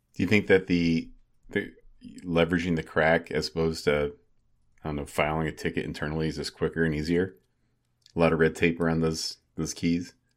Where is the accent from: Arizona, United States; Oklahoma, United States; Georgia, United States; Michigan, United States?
Arizona, United States; born or raised there; moved away